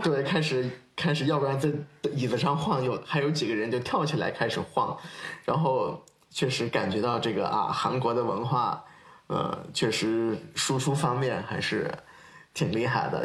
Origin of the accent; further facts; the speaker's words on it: China; 我们中国人